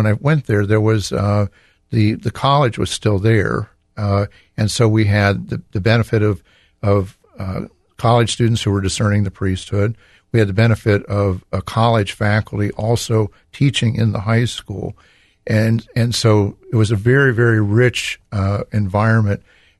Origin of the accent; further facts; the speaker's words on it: Reynoldsburg, Ohio, United States; we moved here into Columbus in 1959. And I grew up in Reynoldsburg in St. Pius Parish.